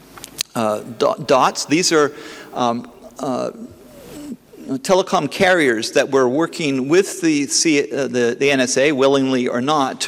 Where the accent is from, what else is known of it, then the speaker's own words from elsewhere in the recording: Canada; I'm a Canadian